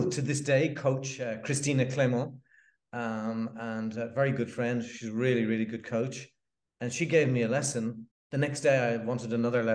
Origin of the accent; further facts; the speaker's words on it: Dublin, Leinster, Ireland; moved away as an adult; now in South of France; I'm from Ireland, originally from Dublin.